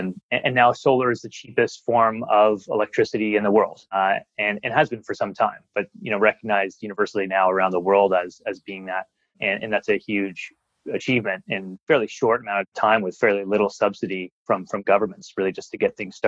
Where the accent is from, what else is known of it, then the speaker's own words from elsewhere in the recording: Ontario, Canada; now in Australia; I'm from Canada